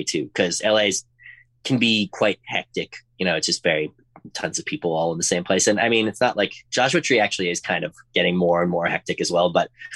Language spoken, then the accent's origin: English; Edmonton, Alberta, Canada; moved away as an adult; now in Los Angeles, United States; my hometown of Edmonton, Alberta